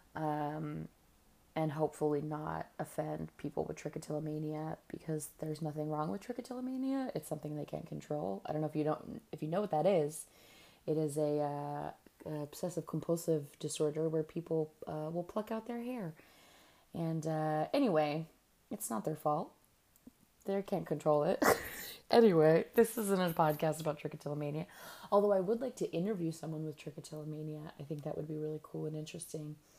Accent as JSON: {"language": "English", "region": "California", "country": "United States", "moved": "yes", "lives_now": "New York, United States", "said": "I'm from California"}